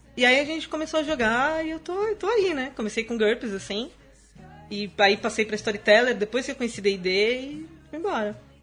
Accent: Guarulhos, São Paulo, Brazil; eu sou de Guarulhos

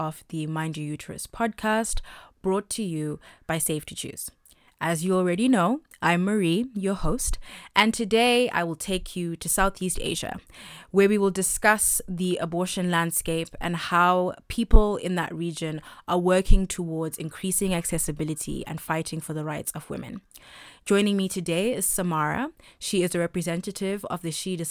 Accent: Zimbabwe; also born or lived in India; my home country in Zimbabwe

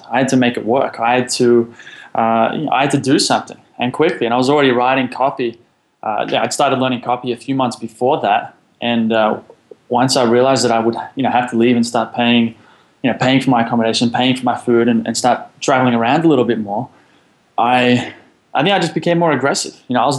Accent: Sydney, New South Wales, Australia; Well, so I'm from Sydney, Australia.

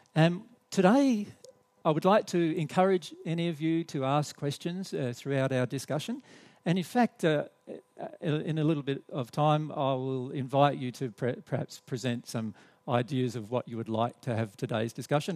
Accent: Australia; accent: Australian; we're from Australia, so you'll have to put up with our Australian accent and our Australian English

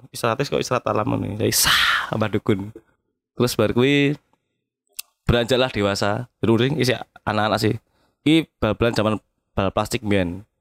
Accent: Kalimantan, Indonesia; Bal-balan memang aku gede di Kalimantan.

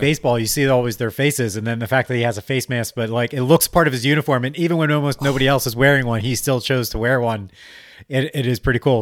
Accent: Delaware County, Pennsylvania, United States; accent: Delco; I'm actually from Delco.

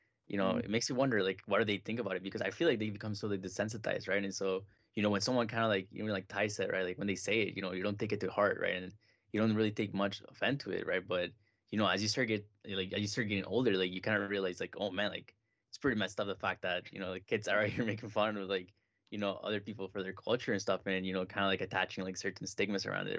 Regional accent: Mexico; moved away; I came from Mexico like 8 years ago now. So even when I came here, like for me, when I came, it was kind of just like a lot of stereotypes that I'd never heard before, because in Mexico

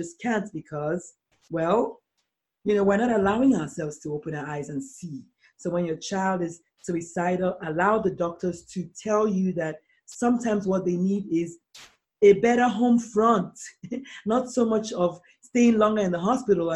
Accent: Nigeria; I'm a Nigerian black female.

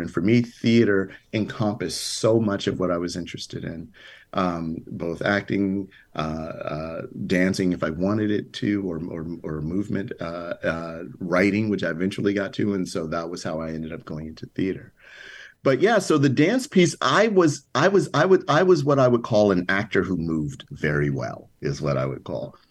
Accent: Chicago, Illinois, United States; moved away; as a little kid growing up on the south side of Chicago

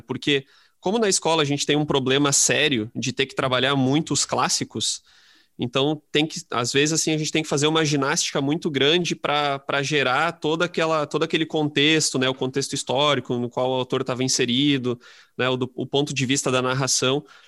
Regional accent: Lajeado, Rio Grande do Sul, Brazil; eu sou de Lajado, eu sou do interior do Rio Grande do Sul

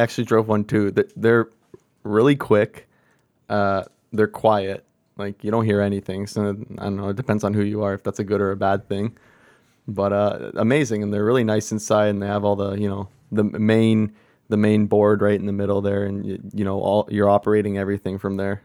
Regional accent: Ontario, Canada; now in British Columbia, Canada; I'm from Ontario

